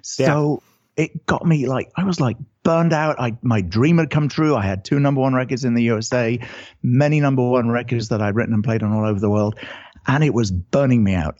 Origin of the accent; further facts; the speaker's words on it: United Kingdom; accent: British; now in California, United States; I'm originally British, as you can probably tell from the accent